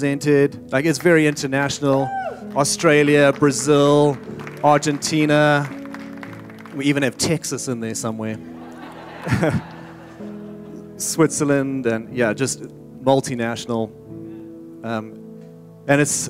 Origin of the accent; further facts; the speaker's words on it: South Africa; moved away as an adult; now in Redding, United States; I'm from South Africa originally.